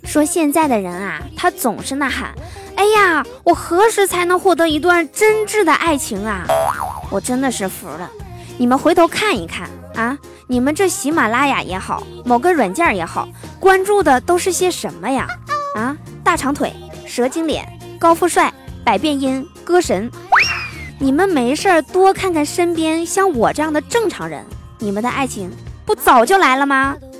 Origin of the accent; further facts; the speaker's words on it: northern China, China; 作为北方人啊，冬天下雪早已是司空见惯了